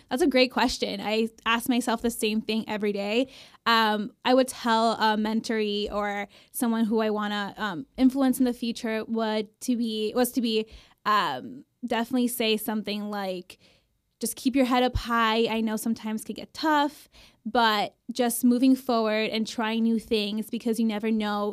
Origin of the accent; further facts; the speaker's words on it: Miami, Florida, United States; moved away as an adult; now in Davis, United States; I'm originally from Miami, Florida.